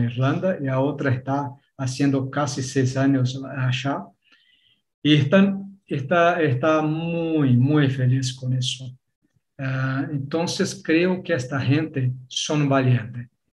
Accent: Brazil; Spanish is a second language; puedo decir que soy brasileño porque ah, algún papel, alguna cosa, nací, nací por acá

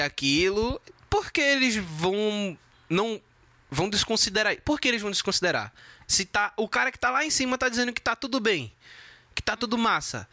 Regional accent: Brazil; como brasileiro

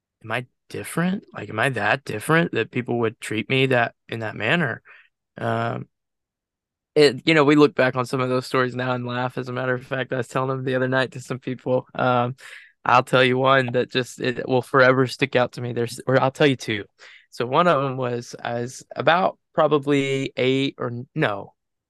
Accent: Enterprise, Alabama, United States; I'm from Enterprise, so it's about 30-ish minutes away from where I'm at.

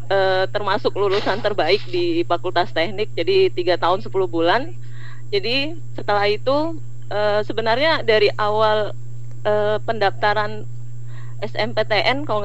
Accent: Ketapang, West Kalimantan, Indonesia; now in Sanggau, Indonesia; Padahal saya aslinya uh, Ketapang. Orang tua masih di Kabupaten Ketapang.

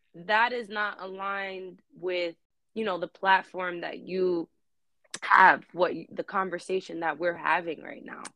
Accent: New York City, New York, United States; Born and raised in Queens, New York

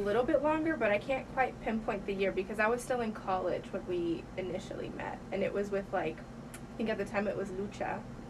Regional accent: San Bernardino, California, United States; now in Springdale, United States; I was actually born in California. It was maybe 2003 in December that I moved here to Arkansas.

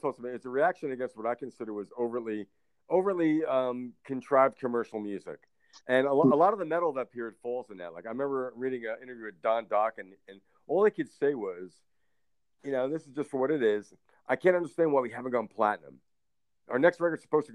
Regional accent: Northeast, United States; now in North Carolina, United States; I'm from the Northeast

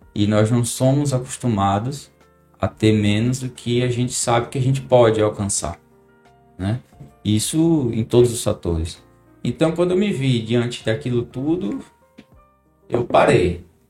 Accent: Paraná, Brazil; now in Maceió, Brazil; Sou do Paraná. Já moro aqui em Maceió já tem muitos anos

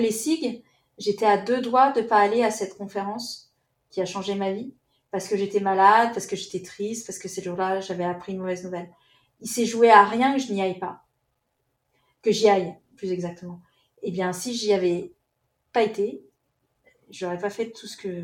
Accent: France; on est français

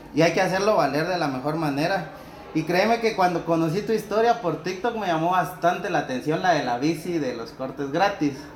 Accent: Villa Nueva, Guatemala Department, Guatemala; de donde yo soy, de Bárcenas Villanueva

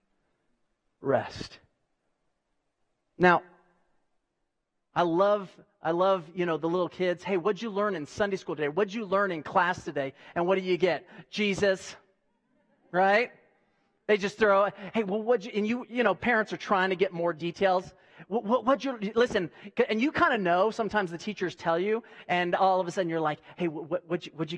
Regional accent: United States; I'm a patriot, and I'm an American, and I love this country

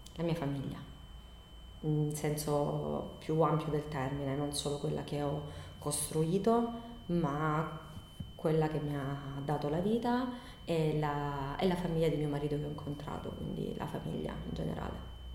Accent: Bari, Apulia, Italy; moved away as an adult; now in Copertino, Italy; sono adottata da, dalla, dal paese di Copertino perché vengo da Bari, però per motivi di, d'amore sono, sono, arrivata qui 16 anni fa

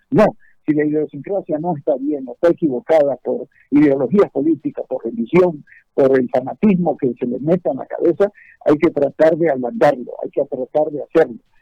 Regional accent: Santa Cruz, Bolivia

